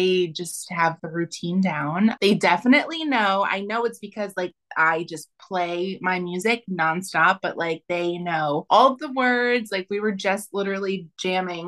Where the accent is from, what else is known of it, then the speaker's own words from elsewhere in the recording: New Jersey, United States; moved away as an adult; also born or lived in Austin, Texas; I'm originally from New Jersey